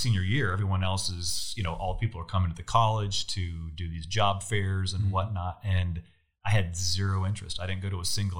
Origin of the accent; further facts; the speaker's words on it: near the Oregon border, far Northern California, United States; I grew up in way Northern California. So most people think of Northern California being San Francisco. I grew up 5 hours north of San Francisco.